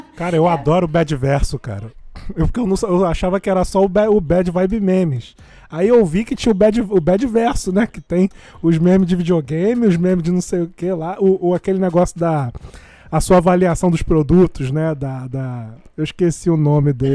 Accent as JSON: {"language": "Portuguese", "area": "Jardim América", "region": "Rio de Janeiro", "country": "Brazil", "said": "eu sou de Jardim América, eu moro perto de Belfor Roxo"}